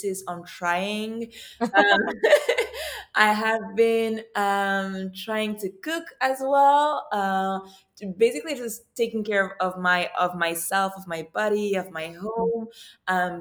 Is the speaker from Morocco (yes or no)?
yes; Morocco; moved away as an adult; also born or lived in Ivory Coast; now in Montreal, Canada; I lived in Morocco for 10 years.